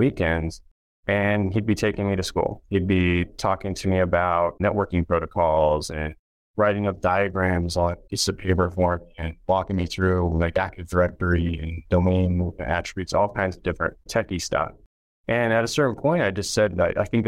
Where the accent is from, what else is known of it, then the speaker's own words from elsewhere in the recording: Reno, Nevada, United States; I grew up in the Reno, Lake Tahoe area.